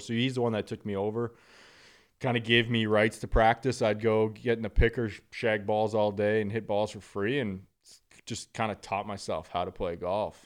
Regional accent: Northern Alberta, Canada; being from Northern Alberta, I mean, I was literally on skates by two years old

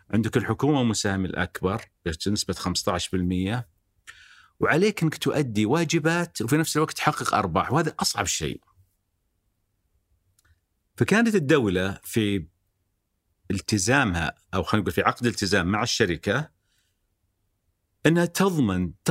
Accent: Algeria; born there; also born or lived in Lebanon / United States; ولدت في الجزائر بعدين درست بدايه الابتدائي في لبنان الى ان انهينا الابتدائي في امريكا

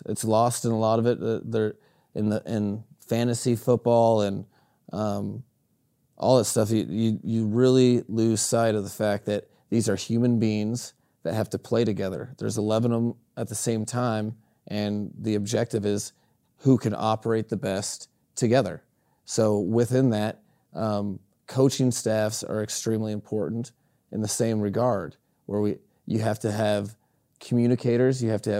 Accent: Greeley, Colorado, United States; I was raised out west in Greeley, Colorado, which is a cattle country.

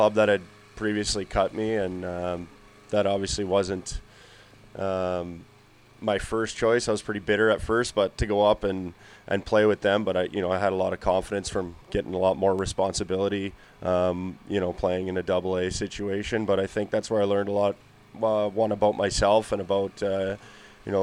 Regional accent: North Bay, Ontario, Canada; love being in North Bay here. It's my hometown

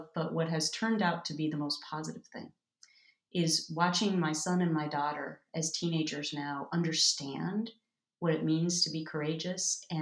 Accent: Minnesota, United States; moved away; growing up in Minnesota with Minnesota nice

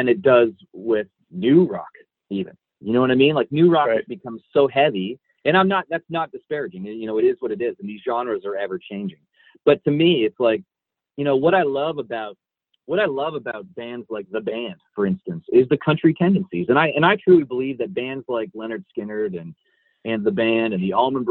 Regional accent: Niagara Falls, Ontario, Canada; I grew up in Niagara Falls.

